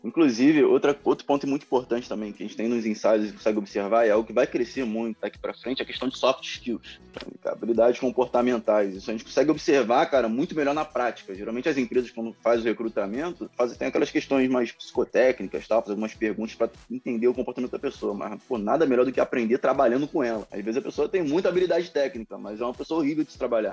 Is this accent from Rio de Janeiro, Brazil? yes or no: yes; Rio de Janeiro, Brazil; eu sou do Rio de Janeiro